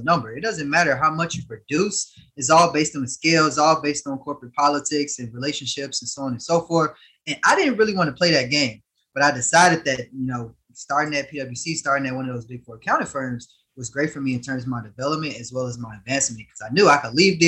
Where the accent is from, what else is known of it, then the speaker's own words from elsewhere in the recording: Harvey, Illinois, United States; I was born in Harvey, Illinois, a small suburb outside of, in the south side of Chicago